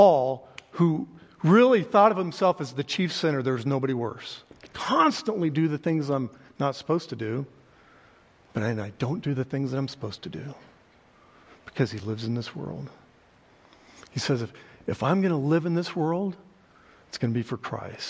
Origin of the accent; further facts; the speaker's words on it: Oklahoma, United States; I'm from Oklahoma